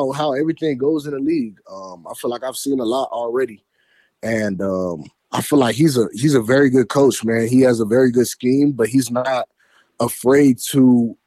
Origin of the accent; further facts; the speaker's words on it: Fort Lauderdale, Florida, United States; moved away; also born or lived in Detroit; I'm a Florida boy. I'm from Fort Lauderdale